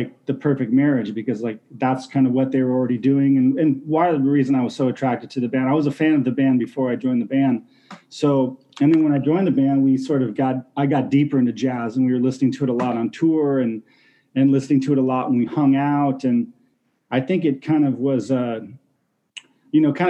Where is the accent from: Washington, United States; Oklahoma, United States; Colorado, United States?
Washington, United States; I was in a couple bands in my hometown in Washington State